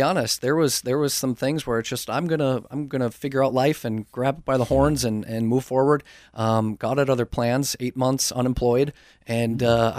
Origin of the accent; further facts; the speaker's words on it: St. Paul, Minnesota, United States; I am 32 years old right now and born and raised in St. Paul, Minnesota.